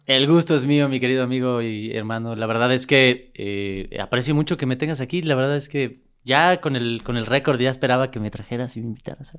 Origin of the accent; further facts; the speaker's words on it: Mexico City, Mexico; also born or lived in El Paso, Texas; nací en Texas, pero crecí toda mi vida en, la Ciudad de México